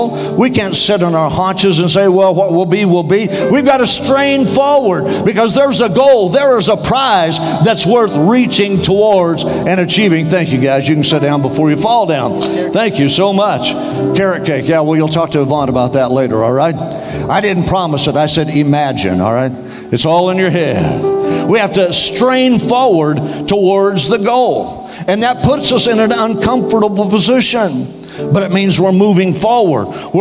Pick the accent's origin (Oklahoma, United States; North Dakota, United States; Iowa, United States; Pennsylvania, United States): Oklahoma, United States; Western; also born or lived in Denver, Colorado; now in Tallahassee, United States; I grew up in Western Oklahoma, so far out in the sticks, they had to pipe in the daylight